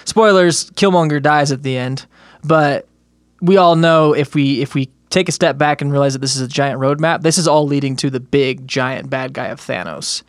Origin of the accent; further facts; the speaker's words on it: United States; growing up in America, not learning much about other countries